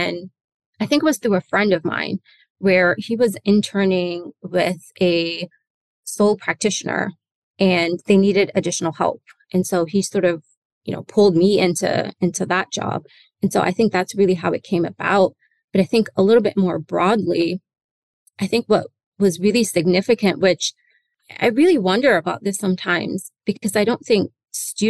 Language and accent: English; Newark, New Jersey, United States; also born or lived in Atlanta / London / New York City; I was born in Jersey. So I'm from Newark, New Jersey.